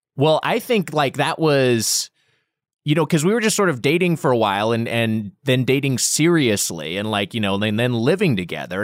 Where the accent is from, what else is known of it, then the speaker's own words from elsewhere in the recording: Long Beach, California, United States; also born or lived in Los Angeles; we're both from Long Beach area, uh, Long Beach